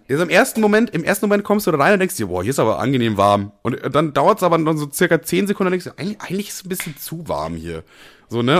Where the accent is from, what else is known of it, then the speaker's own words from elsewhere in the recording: Germany; als Deutscher